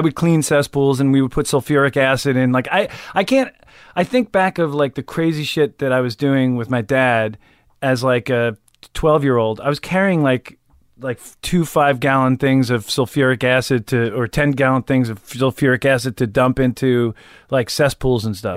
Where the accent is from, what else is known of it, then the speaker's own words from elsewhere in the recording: West Islip, New York, United States; also born or lived in Mastic, New York / Pennsylvania; I grew up on Long Island